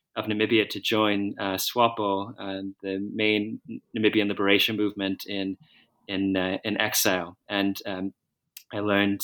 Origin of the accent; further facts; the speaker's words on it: outside Philadelphia, Pennsylvania, United States; I was born in the United States, uh, outside Philadelphia, and I went to school in the Philadelphia area